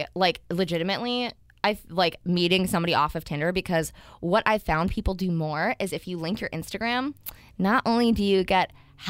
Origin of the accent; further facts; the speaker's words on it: Midwest, United States; moved away as an adult; also born or lived in Ohio; now in San Diego, United States; because I'm from the Midwest